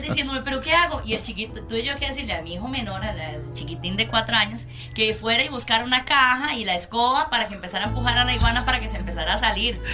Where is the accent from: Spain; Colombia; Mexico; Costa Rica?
Costa Rica; Desamparados, San José; nací y bueno, crecí en Desamparados